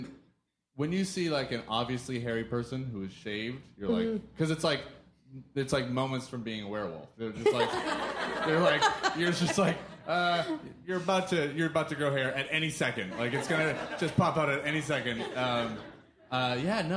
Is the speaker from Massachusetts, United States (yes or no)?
yes; Boston, Massachusetts, United States; I'm from Boston.